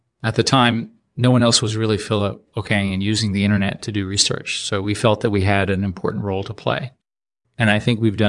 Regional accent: New York City, New York, United States; born there; Well, I was born in New York City in 1963.

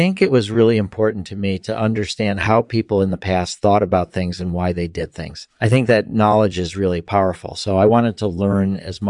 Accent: Springfield, Massachusetts, United States; born there; Sure. I was born in 1959 in Springfield, Massachusetts.

